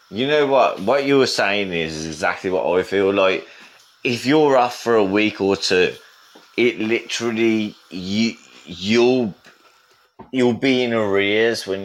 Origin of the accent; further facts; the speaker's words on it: England, United Kingdom; I get away with it as well because yeah. I'm English.